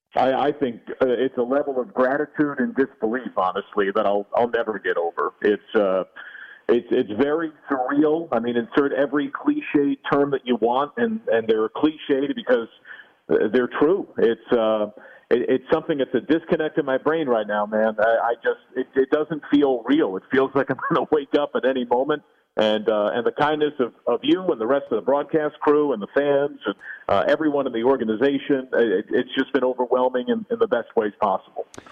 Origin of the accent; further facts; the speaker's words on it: New Jersey, United States; also born or lived in New York City; I'm from New York City originally by birth. I grew up in New Jersey